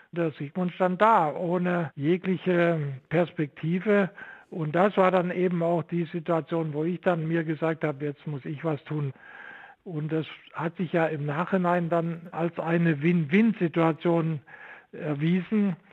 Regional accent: Saxony, Germany; moved away as an adult; now in Stuttgart, Germany; weil ich in der DDR nicht Physik studieren durfte und das wollte ich unbedingt. Und so bin ich aus dem Vogtland am Ende in Stuttgart angelangt

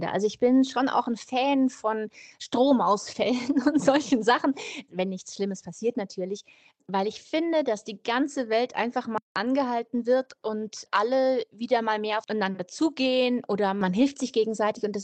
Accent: Munich, Bavaria, Germany; Und die spielt eigentlich da, wo ich aufgewachsen bin, mitten in München in einer Straße.

